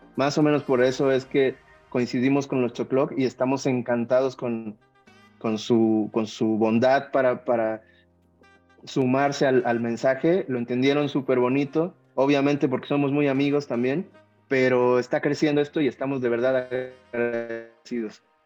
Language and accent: Spanish; Veracruz, Mexico; aunque somos de Veracruz, eh, nosotros estamos en la zona montañosa